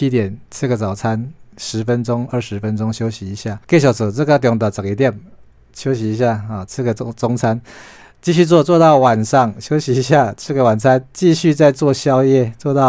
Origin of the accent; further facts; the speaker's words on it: Taiwan; 所以很像是我们台湾人们这样的那种坚强